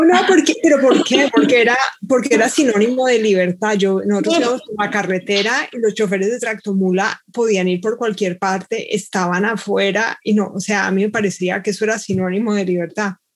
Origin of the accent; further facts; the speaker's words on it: Bogotá, Colombia; now in Seattle, United States; nací en Bogotá y ahora vivo en Seattle